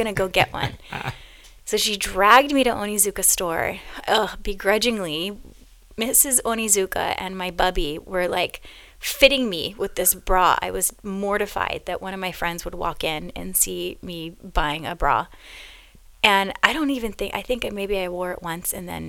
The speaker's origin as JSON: {"language": "English", "area": "Big Island", "region": "Hawaii", "country": "United States", "said": "So Kaleo and I are both from the Big Island"}